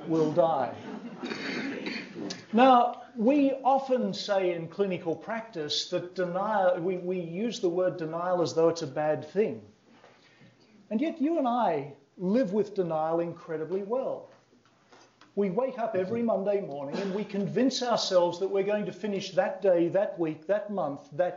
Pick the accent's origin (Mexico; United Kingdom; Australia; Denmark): Australia; I come from Australia